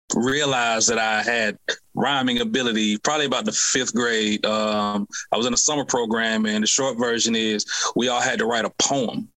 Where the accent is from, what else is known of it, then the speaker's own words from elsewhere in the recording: Decatur, Georgia, United States; I'm born and raised in Atlanta, um, Decatur to be exact